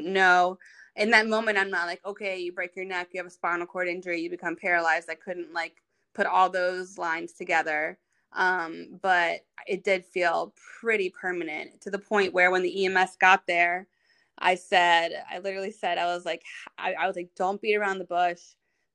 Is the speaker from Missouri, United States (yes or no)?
no; Virginia Beach, Virginia, United States; also born or lived in North Carolina; we're both from Virginia Beach, like the same city